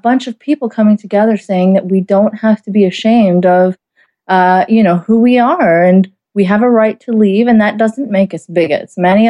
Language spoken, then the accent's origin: English; Saudi Arabia; I grew up in Saudi Arabia. And I mean, I stopped identifying as a Muslim, even as a teenager.